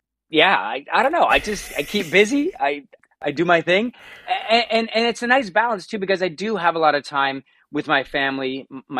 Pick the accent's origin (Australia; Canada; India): Canada; Hamilton, Ontario; also born or lived in Toronto; now in Burlington, Canada; I grew up in Hamilton